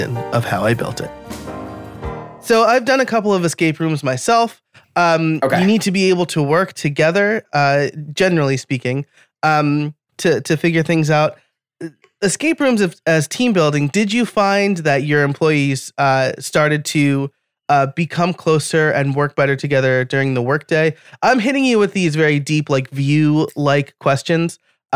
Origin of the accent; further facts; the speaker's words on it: Middletown, New York, United States; now in Pennsylvania, United States; I'm from New York originally